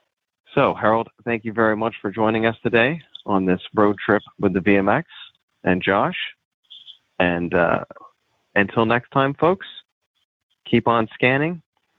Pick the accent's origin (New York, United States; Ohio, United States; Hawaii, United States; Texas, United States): Ohio, United States; University of Michigan, of course, is the great rival of my home state's major college athletic team, Ohio State, the Ohio State Buckeyes.